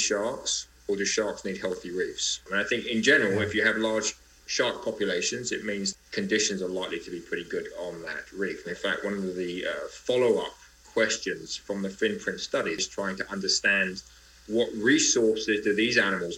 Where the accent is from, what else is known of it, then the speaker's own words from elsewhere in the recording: Greece; I come from Greece